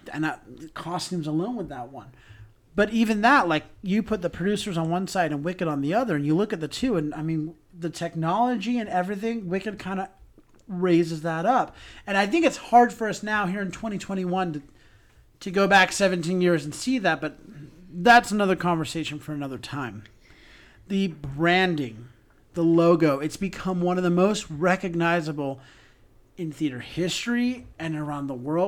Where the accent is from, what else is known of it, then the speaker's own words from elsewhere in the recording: Salt Lake City, Utah, United States; I'm from Salt Lake City